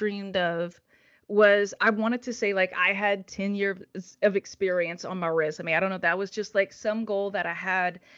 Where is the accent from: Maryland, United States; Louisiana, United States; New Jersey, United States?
Louisiana, United States; Kaplan; accent: Cajun; moved away as an adult; also born or lived in California / Washington, D.C.; I was born and raised in Southwest Louisiana in a little town called Kaplan in Vermilion Parish, which is known as the most Cajun place on earth